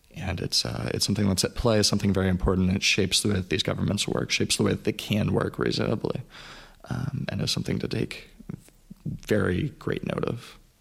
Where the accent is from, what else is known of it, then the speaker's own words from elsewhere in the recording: United States; growing up in the States